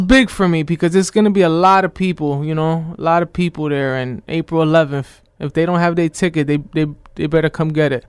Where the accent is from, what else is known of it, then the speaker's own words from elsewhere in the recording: Scranton, Pennsylvania, United States; I'm from Scranton, P A, originally, born and raised.